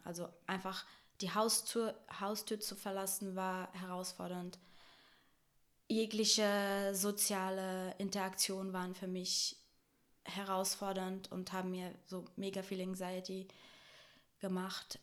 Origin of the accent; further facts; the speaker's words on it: Brazil; now in Germany; ich bin in Deutschland geboren, aber in Brasilien aufgewachsen.